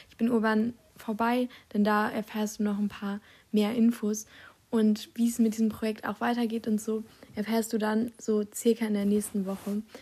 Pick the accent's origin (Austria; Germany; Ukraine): Germany; Dortmund, North Rhine-Westphalia; Ich komme aus Dortmund, Kreuzviertel, der beste Teil der Stadt.